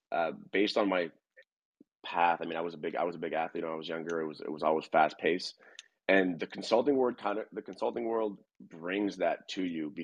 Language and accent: English; Montreal, Quebec, Canada; moved away as an adult; now in Atlanta, United States; I'm a Canadian from Montreal that's transplanted into Atlanta right now